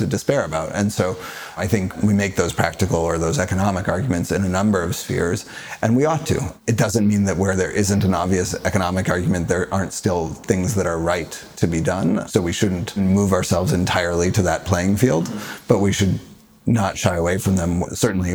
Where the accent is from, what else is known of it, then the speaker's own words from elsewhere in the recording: Colorado, United States; I grew up in Colorado